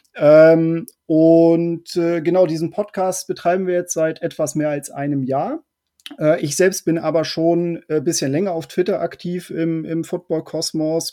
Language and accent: German; Hamburg, Germany; ich ja auch ähm, ja, Nordlicht bin, aus Hamburg komme